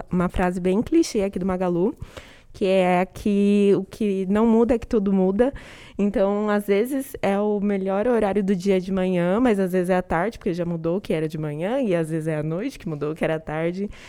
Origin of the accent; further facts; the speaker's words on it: São Paulo, Brazil; eu tenho 24 anos, eu sou aqui de São Paulo, capital, da ZN, da Brasilândia